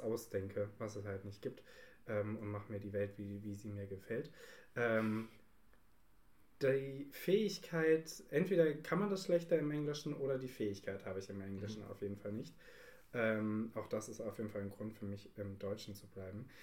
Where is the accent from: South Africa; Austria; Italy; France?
Italy; als Italiener